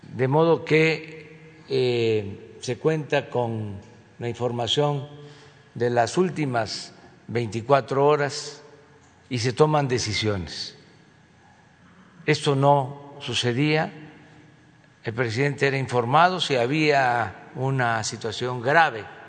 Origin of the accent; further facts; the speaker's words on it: Mexico; no somos malos los mexicanos por naturaleza